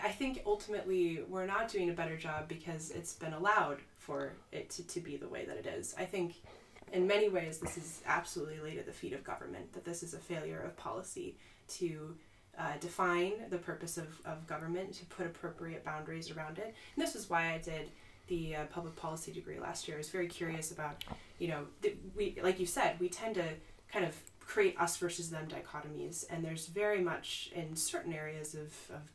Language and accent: English; Wisconsin, United States; moved away as an adult; now in Oxford, United Kingdom; I'm from the United States. I come from a state called Wisconsin, which is north of Chicago